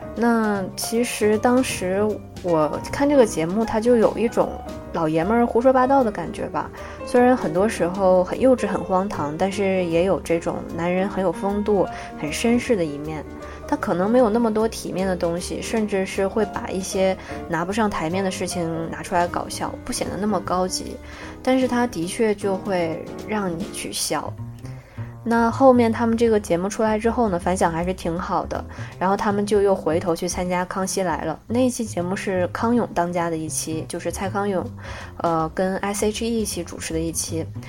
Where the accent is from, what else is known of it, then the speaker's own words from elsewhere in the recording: China; 我们大陆人